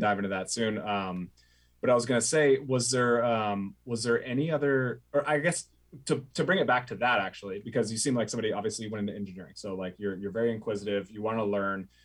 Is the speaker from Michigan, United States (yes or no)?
no; Oregon, United States; I grew up in Oregon